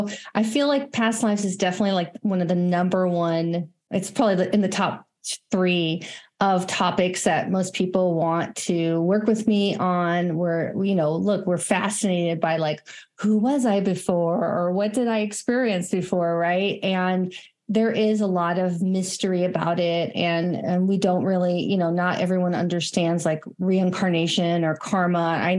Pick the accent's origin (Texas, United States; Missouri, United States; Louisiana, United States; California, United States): California, United States; moved away as an adult; also born or lived in Colorado; So I am originally from California. And I have definitely moved around quite a bit, but later in life, in my 30s, I moved to Colorado